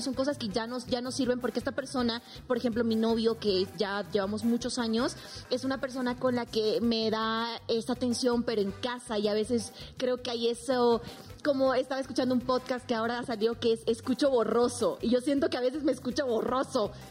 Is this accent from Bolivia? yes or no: yes; Bolivia; now in Mexico; vengo de un país en el que soy la primera boliviana en ser presentadora de Televisa